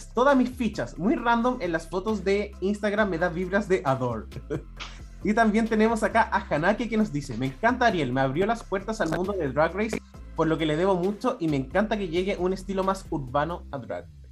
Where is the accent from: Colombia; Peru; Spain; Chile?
Chile; nosotros como chilenos